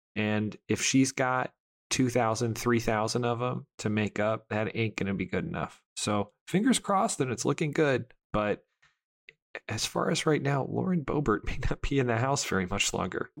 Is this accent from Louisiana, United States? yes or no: no; Michigan, United States; my home state. Uh, Michigan